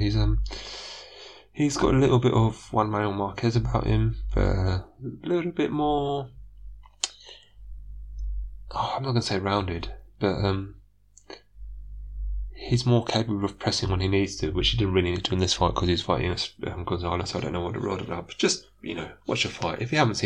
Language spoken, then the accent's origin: English; United Kingdom; accent: British; I am taking a notably British slant. Listen to my accent.